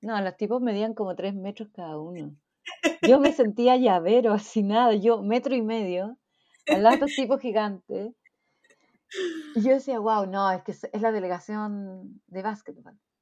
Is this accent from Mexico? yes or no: no; Chile; moved away as an adult; now in Brisbane, Australia; los chilenos somos acogedores, no lo somos